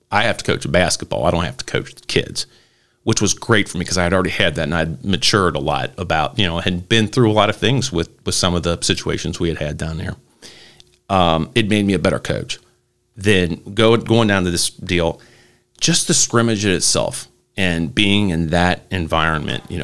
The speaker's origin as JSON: {"language": "English", "town": "Dayton", "region": "Ohio", "country": "United States", "said": "because again, I was the guy from Dayton."}